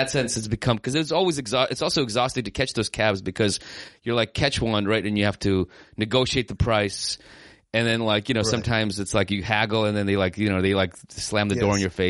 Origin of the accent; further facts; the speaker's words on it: United States; I was kind of from America or that I grew up there.